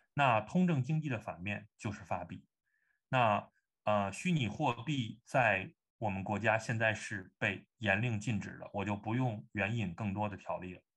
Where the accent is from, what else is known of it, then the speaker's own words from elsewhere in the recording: China; 我们中国人嘛，我们，我们讲汉语 我们有一个中国的胃，然后我们你浸泡在中国文化中